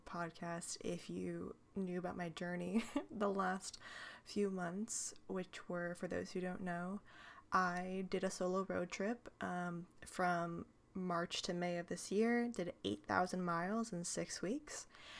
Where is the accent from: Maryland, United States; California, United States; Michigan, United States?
California, United States; I was born and raised here in Northern California. It is rather different than Southern California, in case you don't know.